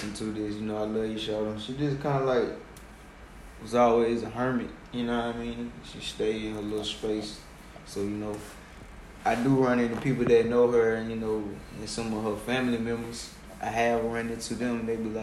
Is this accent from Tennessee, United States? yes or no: no; Decatur, Georgia, United States; I'm from over here in Decatur.